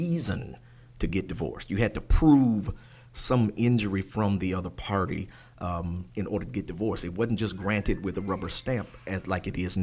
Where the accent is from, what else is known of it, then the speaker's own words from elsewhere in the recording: Maryland, United States; When I grew up in Maryland